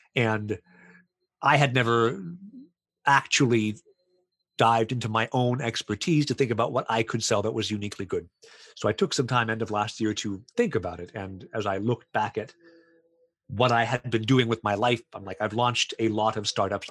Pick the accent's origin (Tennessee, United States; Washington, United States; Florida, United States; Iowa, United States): Florida, United States; also born or lived in Poland; now in Canada; I'm originally from the States, uh, from Florida and then as is as everyone does i moved to poland lived there for seven years and then went to canada